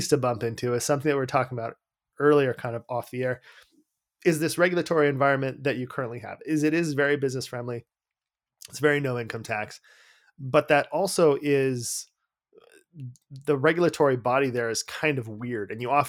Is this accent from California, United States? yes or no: yes; San Diego, California, United States; now in Las Vegas, United States; I'm in Las Vegas. Full disclosure, I grew up in San Diego